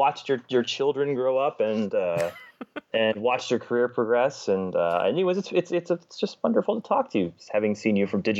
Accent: Los Angeles, California, United States; I grew up where the 405 meets the 10, if you're from LA.

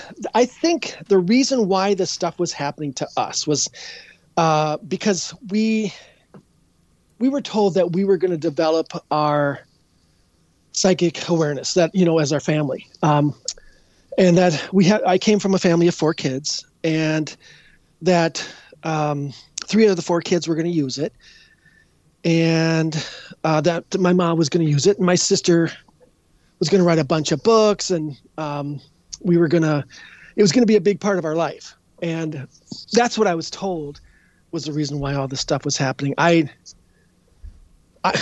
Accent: Edina, Minnesota, United States; born or raised there

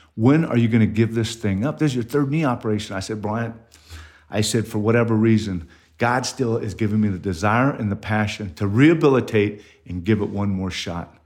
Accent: Ontario, California, United States; moved away as an adult; now in Mason, United States; I grew up in Southern California, where there was a lot of asphalt, a lot of concrete, uh, not a whole lot of grass in your yard, uh, Ontario, California.

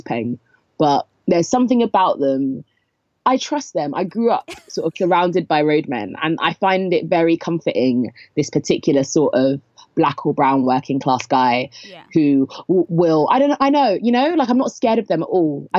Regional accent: London, United Kingdom; I'm from Southeast London

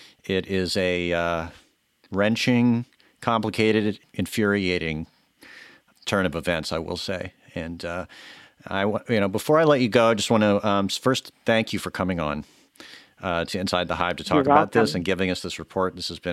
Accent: Texas, United States; moved away; I'm from Texas, and I love Texas

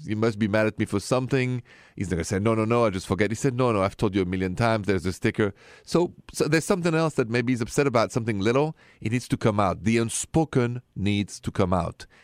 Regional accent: Paris, Île-de-France, France; accent: French; English is a second language; moved away; my accent, if it's the first time you hear this show, is French, straight from Paris.

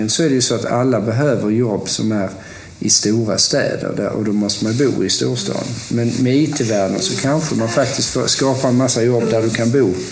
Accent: Lund, Skåne, Sweden; also born or lived in Stockholm / Gothenburg; jag är ju uppvuxen i, i Lund, eller Lund-Malmö-regionen. Och sen så flyttade jag Eh, till Stockholm och sen flyttade jag från Stockholm till Göteborg.

